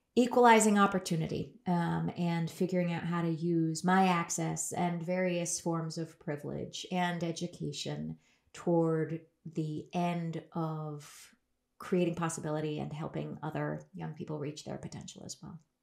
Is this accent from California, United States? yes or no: yes; Berkeley, California, United States; I grew up in Berkeley, California